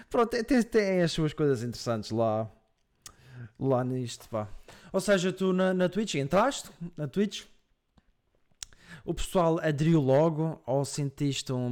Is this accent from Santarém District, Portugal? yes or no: no; Madeira, Portugal; moved away as an adult; now in Coimbra, Portugal